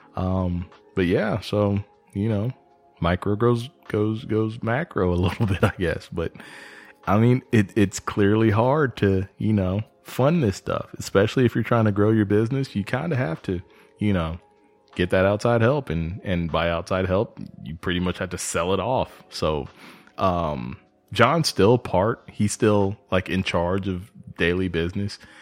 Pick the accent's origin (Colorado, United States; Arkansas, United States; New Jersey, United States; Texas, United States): Texas, United States; moved away; also born or lived in Georgia; I'm originally from Texas, so it's kinda like moving home